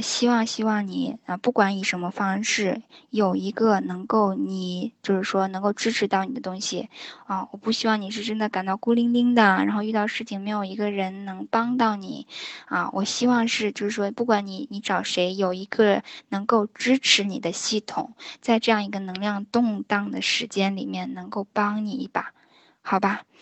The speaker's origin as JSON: {"language": "Chinese", "country": "China", "said": "我们中国人"}